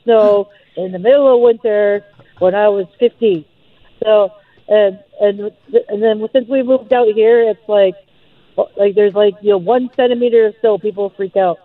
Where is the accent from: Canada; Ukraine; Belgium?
Canada; also born or lived in Saskatchewan / Ontario; now in Vancouver, Canada; I grew up in Saskatchewan and Ontario.